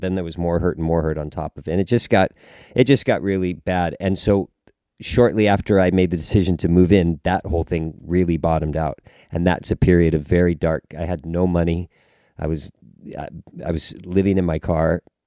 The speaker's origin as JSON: {"language": "English", "town": "Los Angeles", "region": "California", "country": "United States", "tie": "born or raised there", "also_born_or_lived": "Pasadena / Manhattan Beach", "moved": "yes", "said": "I was born and raised in Los Angeles"}